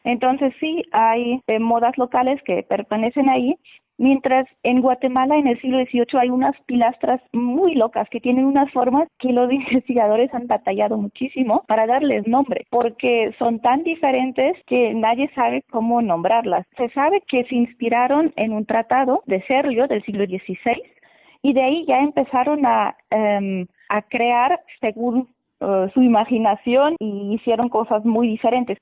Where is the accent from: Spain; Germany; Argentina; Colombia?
Germany; now in Oaxaca, Mexico; Yo soy de Alemania